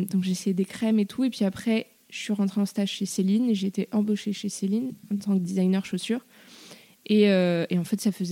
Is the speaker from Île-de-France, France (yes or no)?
yes; Paris, Île-de-France, France; je suis née à Paris, j'ai grandi à Paris.